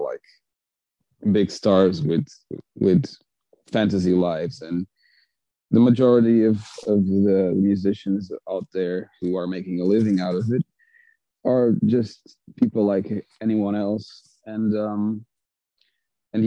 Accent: Azores, Portugal; I'm from the Azores. So it's, I grew up in an island, like literally in the middle of the Atlantic.

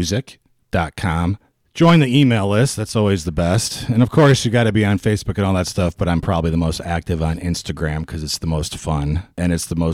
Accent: Syracuse, New York, United States; moved away; I grew up in Syracuse

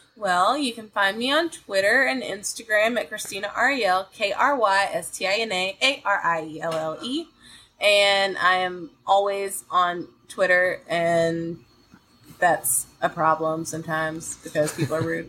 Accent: Columbus, Georgia, United States; I'm from Columbus, Georgia, and they always had the Tuskegee Morehouse game there

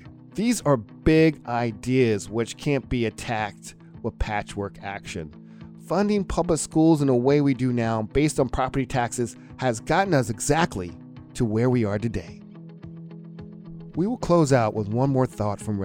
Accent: Atlanta, Georgia, United States; I'm from Atlanta

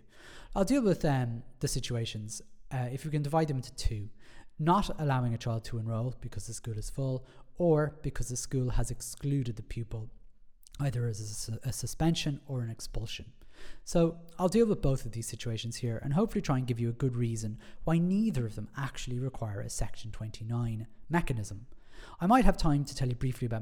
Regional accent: Ireland; Being Irish

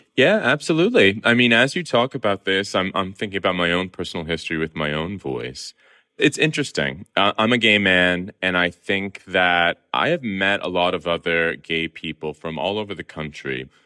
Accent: Southern California, United States; accent: Southern Californian; the Southern Californian that I am

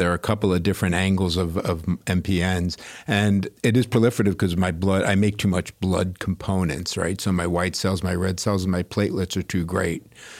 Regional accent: Great Neck, New York, United States; New York City and then Long Island.

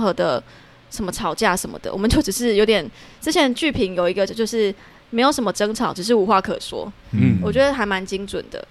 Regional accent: Tainan, Taiwan; 我台南人嘛

